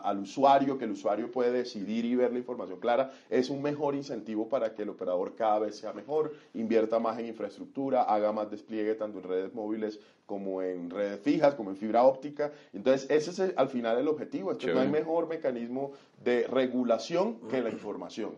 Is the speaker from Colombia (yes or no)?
yes; Cartagena, Bolívar, Colombia; also born or lived in Montería; yo soy monteriano, eh, me crié muchos años en Cartagena